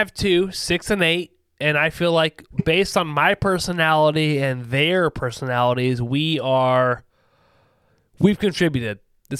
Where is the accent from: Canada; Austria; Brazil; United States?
United States; Ohio; accent: Ohio accent; I'm from Ohio.